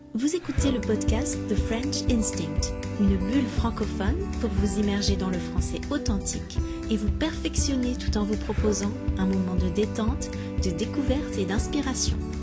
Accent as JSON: {"language": "French", "country": "Netherlands", "second_language": "French", "said": "je viens des Pays-Bas"}